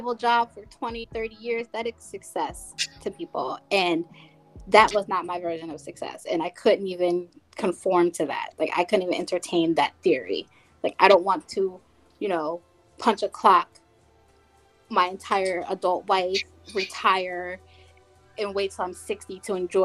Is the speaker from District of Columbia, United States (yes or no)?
no; New Jersey, United States; where I'm from in New Jersey